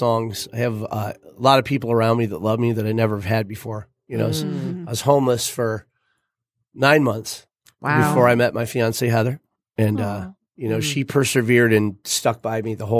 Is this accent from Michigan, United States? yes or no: yes; Metamora, Michigan, United States; also born or lived in Florida; As a young guy, you know, growing up in Matamora, I didn't have a lot.